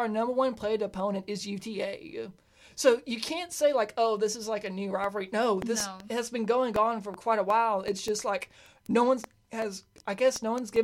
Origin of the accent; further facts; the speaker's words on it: Cross Plains, Texas, United States; I'm originally from Cross Plains, Texas